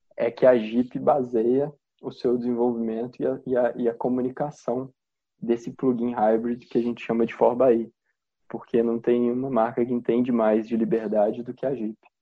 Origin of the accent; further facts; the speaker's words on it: Belo Horizonte, Minas Gerais, Brazil; moved away; eu sou de Belo Horizonte, minha mãe continua morando lá